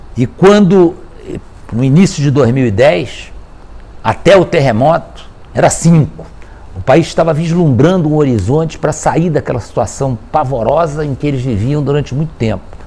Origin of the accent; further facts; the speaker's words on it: Brazil; nós mesmo sendo brasileiros